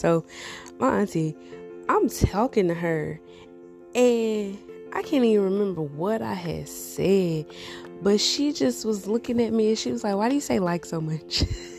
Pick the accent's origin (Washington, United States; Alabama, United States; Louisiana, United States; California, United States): Louisiana, United States; Louisiana is like my home, okay? Like, you can't tell me I'm not from Louisiana. You can't tell me the Saints ain't my favorite team. You can't tell me I'm not, you know, a Louisiana girl.